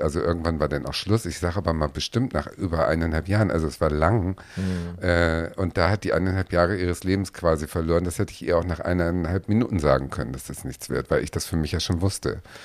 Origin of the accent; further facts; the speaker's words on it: Hamburg, Germany; ich bin Hamburgerin